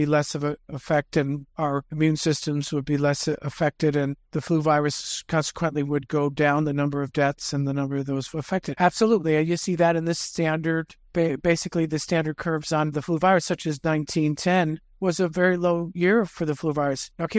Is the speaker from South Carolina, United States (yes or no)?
no; Pennsylvania, United States; I came from Pennsylvania. I didn't go out that much during the winter. It was too dang cold out.